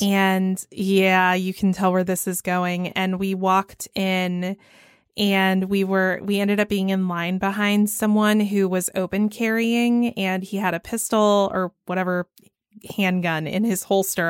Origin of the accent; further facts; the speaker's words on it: Georgia, United States; I'm from Georgia